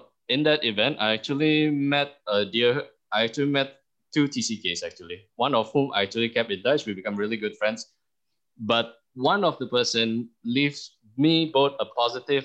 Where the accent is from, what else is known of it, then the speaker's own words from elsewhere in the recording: Singapore; moved away as an adult; now in Indonesia; I grew up in Singapore for over two decades, and I came back to Indonesia